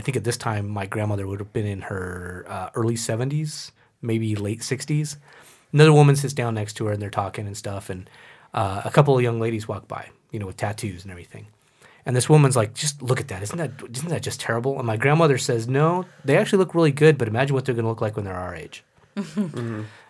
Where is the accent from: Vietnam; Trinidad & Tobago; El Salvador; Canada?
El Salvador; born there; Because I was born in El Salvador. And so I kind of wanted something to – I don't know, kind of touch base with what may or may not be my roots.